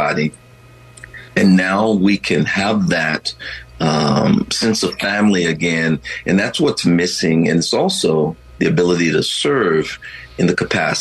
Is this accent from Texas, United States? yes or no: yes; Texas, United States; I grew up in Texas